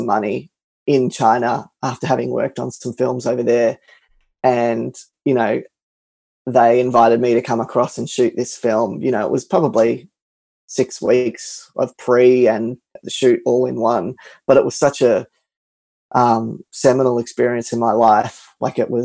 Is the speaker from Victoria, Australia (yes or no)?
yes; Melbourne, Victoria, Australia; my hometown of Melbourne